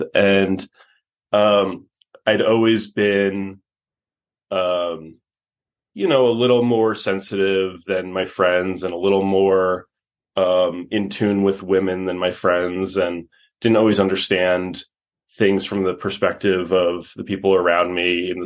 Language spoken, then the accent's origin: English; New York City, New York, United States; moved away as an adult; now in Los Angeles, United States; I grew up in New York City, and I now live out here in Los Angeles